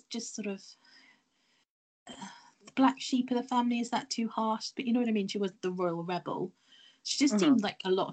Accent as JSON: {"language": "English", "town": "Cheltenham", "region": "South West England", "country": "United Kingdom", "tie": "born or raised there", "said": "a famous horse racing, like, meeting that takes place, like, in my hometown, the Cheltenham Festival"}